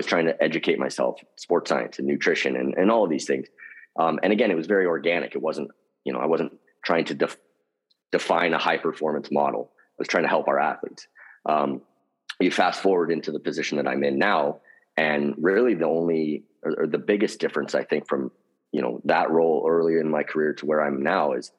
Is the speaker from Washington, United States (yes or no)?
yes; Seattle, Washington, United States; I grew up in Seattle